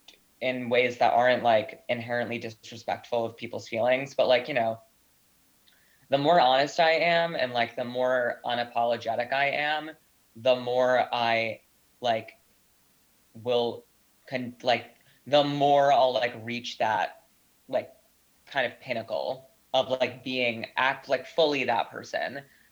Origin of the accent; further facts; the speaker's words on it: Northeast, United States; I mean, I'm Italian American from the Northeast and grew up in a very conflict heavy family.